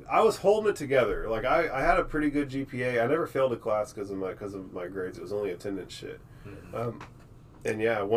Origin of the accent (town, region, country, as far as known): Circleville, Texas, United States; born or raised there; also born or lived in Austin, Texas / Temple, Texas / Granger, Texas